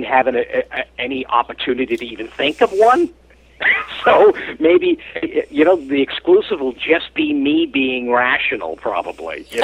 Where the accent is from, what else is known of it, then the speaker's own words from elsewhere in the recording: Lynn, Massachusetts, United States; also born or lived in Beacon Hill, Boston; I grew up in Lynn